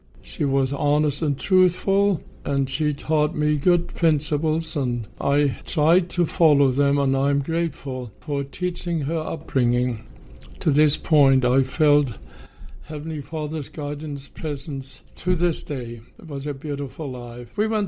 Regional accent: Hamburg, Germany; Well, I was born in Hamburg, Germany in 1929.

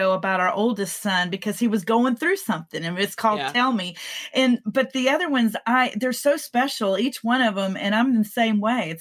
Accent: Texas, United States; moved away as an adult; also born or lived in California; I came back to Texas from California, and I realized that this was home for me

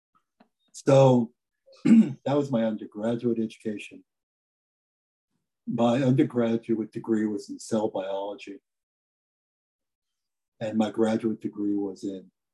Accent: New York City, New York, United States; I grew up in the South Bronx, which is one of the poor

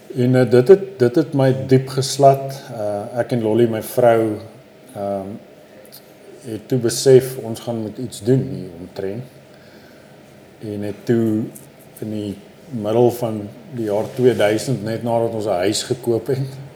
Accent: Johannesburg, Gauteng, South Africa; ek het bly al in hierdie neighborhood eh, vir amper 44 jaar

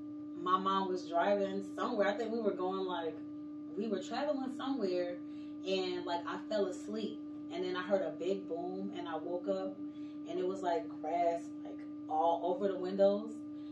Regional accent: South Carolina, United States; also born or lived in Connecticut / Kansas / Texas / Germany; I was born in Connecticut. I was raised in South Carolina. I like to say I'm from South Carolina because that's kind of where I grew up at.

